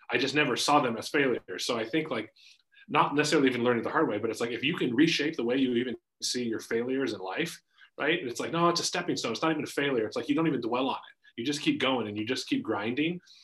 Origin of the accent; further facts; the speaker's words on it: Spokane, Washington, United States; born and raised in Spokane, grew up in Green Bluff, up on the north side